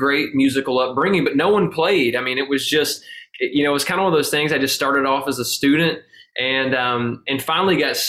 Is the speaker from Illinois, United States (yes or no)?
no; Habersham County, Northeast Georgia, United States; moved away as an adult; now in Nashville, United States; I grew up in Northeast Georgia, about 2 hours north of Atlanta. So super small town, Habersham County